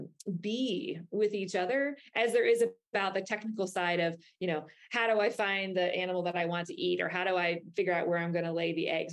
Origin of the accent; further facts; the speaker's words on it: Florida, United States; if you're here with me in my home state of Florida, you might hear alligators making noise